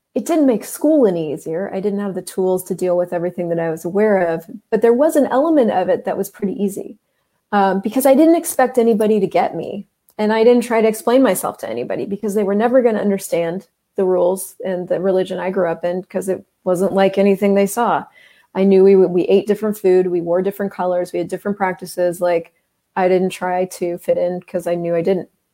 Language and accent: English; United States; I grew up in the United States